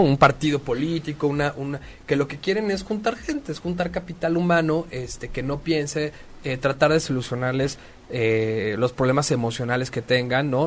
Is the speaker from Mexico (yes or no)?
yes; Mexico; los hijos de la de la chingada que somos los mexicanos